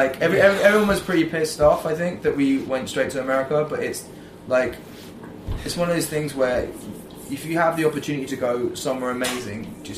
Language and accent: English; United Kingdom; because I'm British.